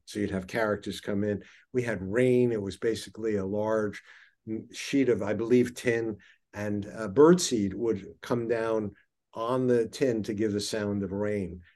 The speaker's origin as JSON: {"language": "English", "town": "New York City", "region": "New York", "country": "United States", "tie": "born or raised there", "said": "I grew up in Flushing, Queens, literally on the same road, seventieth Road, in Kew Garden Hills"}